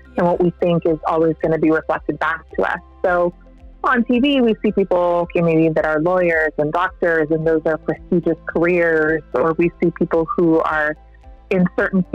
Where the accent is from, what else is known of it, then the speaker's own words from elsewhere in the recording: El Paso, Texas, United States; moved away as an adult; also born or lived in South Bend, Indiana; I live in El Paso, Texas, currently. That's where I was born and raised